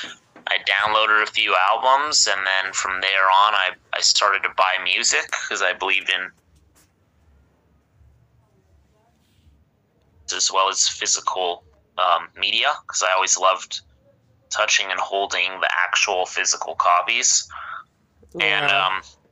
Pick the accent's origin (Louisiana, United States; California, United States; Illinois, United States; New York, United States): California, United States; Los Angeles; I'm from Los Angeles, California, born and raised